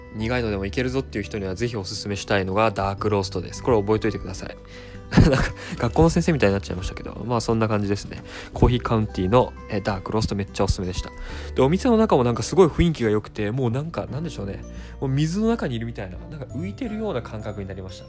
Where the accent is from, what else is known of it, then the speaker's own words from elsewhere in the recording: Tokyo, Japan; 僕一応東京生まれ東京育ちではあるんですが